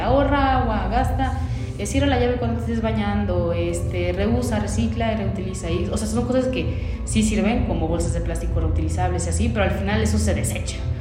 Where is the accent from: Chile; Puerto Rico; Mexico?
Mexico; los mexicanos también somos como medio apaniqueados